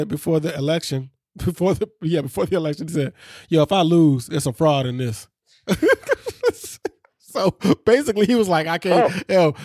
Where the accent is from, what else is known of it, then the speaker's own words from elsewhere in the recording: Chicago, Illinois, United States; I grew up in Chicagoland